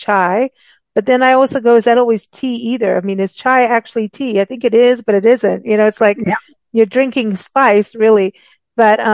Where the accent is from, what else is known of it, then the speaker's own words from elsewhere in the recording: South Africa; we grew up with rooibos in South Africa